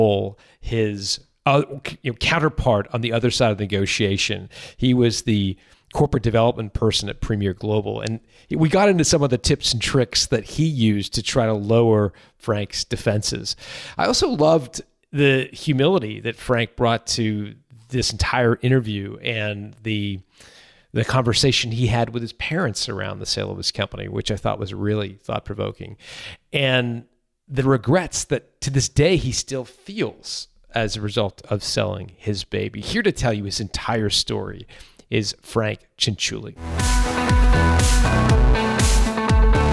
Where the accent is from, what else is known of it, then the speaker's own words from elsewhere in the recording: Canada; I'm Canadian